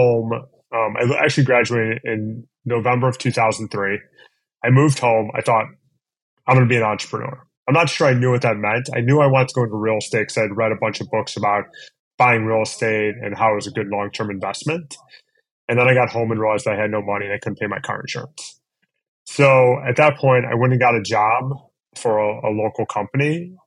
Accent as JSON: {"language": "English", "town": "Cleveland", "region": "Ohio", "country": "United States", "tie": "born or raised there", "also_born_or_lived": "East Coast", "said": "I grew up in Cleveland. I went to school on the East Coast. I ultimately came back."}